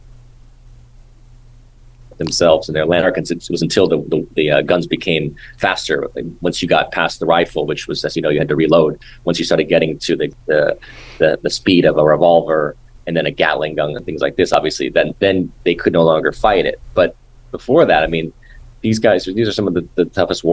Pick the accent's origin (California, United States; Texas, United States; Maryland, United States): California, United States; Los Angeles; from when I was a kid growing up in Hollywood